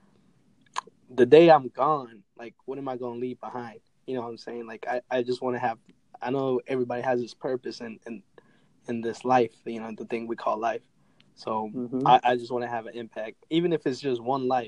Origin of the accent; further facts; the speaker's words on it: North Carolina, United States; I'm from United States, North Carolina.